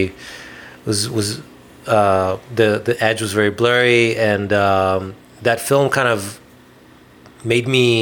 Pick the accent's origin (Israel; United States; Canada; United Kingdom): Israel; I'm from Israel and I grew up in Israel